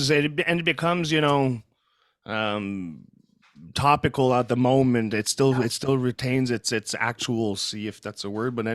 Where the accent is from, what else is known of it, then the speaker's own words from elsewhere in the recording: Canada; first language French; English is a second language; Uh, eh, well, I'm I'm I am francophone. My my mother tongue is French.